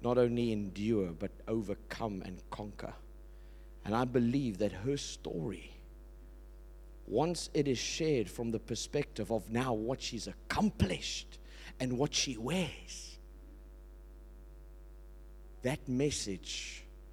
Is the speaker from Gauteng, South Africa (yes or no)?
no; Port Elizabeth, Eastern Cape, South Africa; I was born in Port Elizabeth.